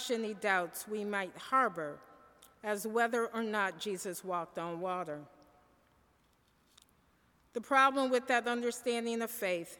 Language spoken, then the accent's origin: English; Michigan, United States; I am from Michigan